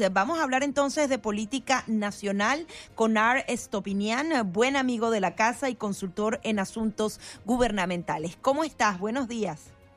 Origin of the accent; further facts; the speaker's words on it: Venezuela; now in United States; Yo como venezolana he visto cómo los exiliados eh, nos dividimos